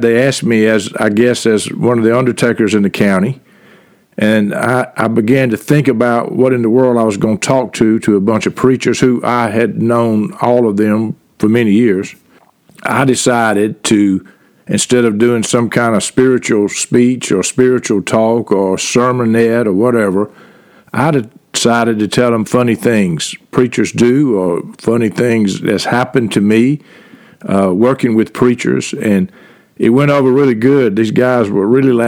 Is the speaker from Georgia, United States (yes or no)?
yes; Reynolds, Georgia, United States; I grew up in the Methodist Church in Reynolds, Georgia